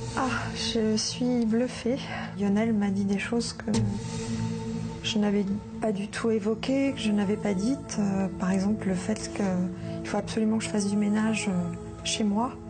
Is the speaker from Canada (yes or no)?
no; Lyon, Auvergne-Rhône-Alpes, France; moved away as an adult; also born or lived in Pantin; now in Paris region, France; Nous avons déménagé et j'ai grandi à Lyon. Et donc là, maintenant, je vis en région parisienne depuis une vingtaine d'années